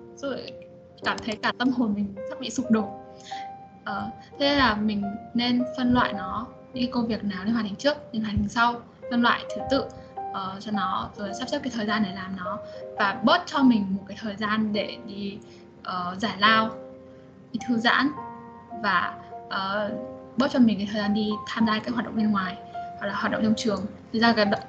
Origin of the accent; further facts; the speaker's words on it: Vietnam; moved away as an adult; now in China; mình đã cũng là người Việt Nam